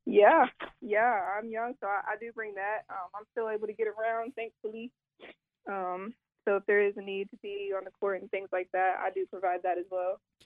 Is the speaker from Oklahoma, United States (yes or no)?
no; Ironton, Ohio, United States; moved away as an adult; also born or lived in Virginia / North Carolina; coming back home, being close to my, my hometown community and things like that in the tri-state